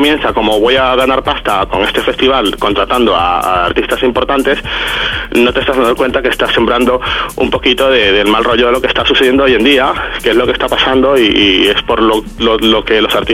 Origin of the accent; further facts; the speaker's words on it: Venezuela; moved away as an adult; now in Spain; yo vengo de, Latinoamérica, vengo de Venezuela, tengo viviendo en España casi 15 años